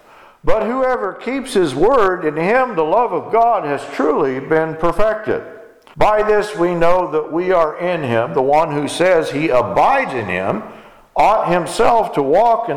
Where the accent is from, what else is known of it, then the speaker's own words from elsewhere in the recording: Texas, United States; when I was growing up in Texas